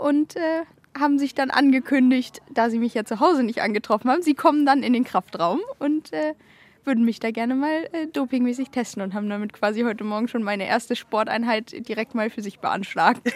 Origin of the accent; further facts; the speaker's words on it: Kiel, Schleswig-Holstein, Germany; ich bin mehr oder weniger in Schilksee beziehungsweise Strande aufgewachsen